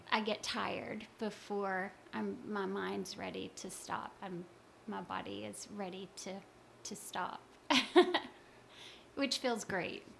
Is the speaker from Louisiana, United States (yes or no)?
yes; Louisiana, United States; I I grew up in Louisiana